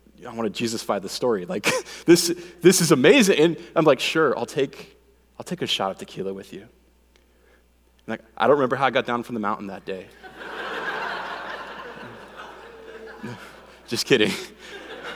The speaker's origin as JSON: {"language": "English", "town": "Phoenix", "region": "Arizona", "country": "United States", "tie": "born or raised there", "said": "I grew up here in Phoenix"}